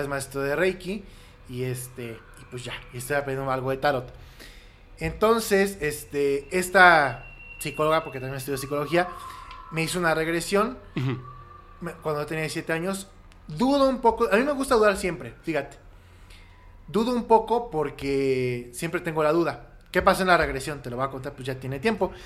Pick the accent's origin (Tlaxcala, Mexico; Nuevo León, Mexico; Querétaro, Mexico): Querétaro, Mexico; also born or lived in Mexico City; yo viví en Querétaro, bueno, yo nací en la Ciudad de México y a los siete años mis, papás me llevaron a vivir a Querétaro y estudié primaria, secundaria y prepa